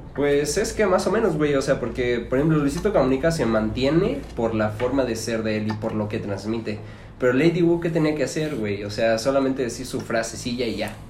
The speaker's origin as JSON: {"language": "Spanish", "town": "Celaya", "region": "Guanajuato", "country": "Mexico", "said": "tengo 23 años y soy de Celaya, Guanajuato"}